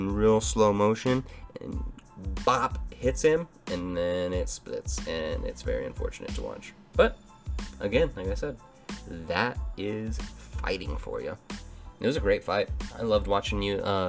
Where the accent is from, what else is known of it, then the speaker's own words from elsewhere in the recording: New Mexico, United States; my home state, New Mexico